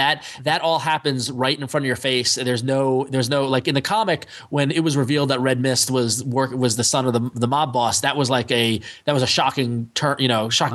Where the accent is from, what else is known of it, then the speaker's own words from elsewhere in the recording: New York, United States; as a New Yorker